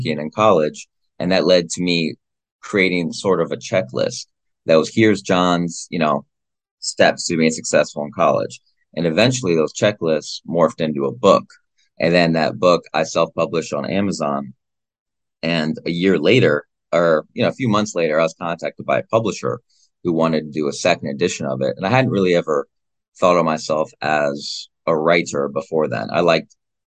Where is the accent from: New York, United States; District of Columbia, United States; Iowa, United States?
Iowa, United States; my home state of Iowa